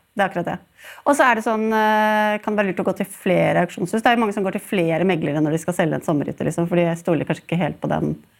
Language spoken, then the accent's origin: Norwegian; Sandefjord, Vestfold, Norway; jeg faktisk er fra min hjemby Sandefjord